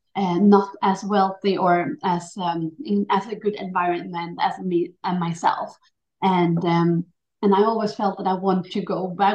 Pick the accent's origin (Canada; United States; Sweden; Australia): Sweden; also born or lived in Chile; I was born in Chile, so I was adopted to Sweden when I was 11 weeks old. So I always been, you know, not Swedish but Swedish